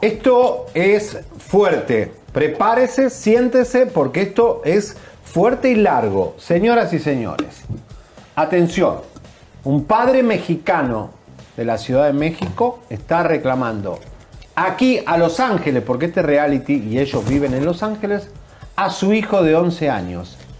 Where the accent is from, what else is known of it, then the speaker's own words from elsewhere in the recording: Argentina; moved away as an adult; also born or lived in Miami; En mi léxico argentino